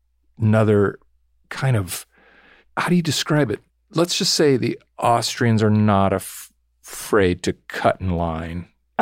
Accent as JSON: {"language": "English", "area": "Orange County", "region": "California", "country": "United States", "said": "I'm from Orange County."}